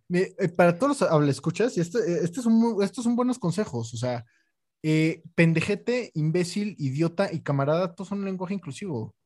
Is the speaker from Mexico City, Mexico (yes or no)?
yes; Mexico City, Mexico; yo soy chilango de lo más chilango que hay, o sea nacido y educado en la Ciudad de México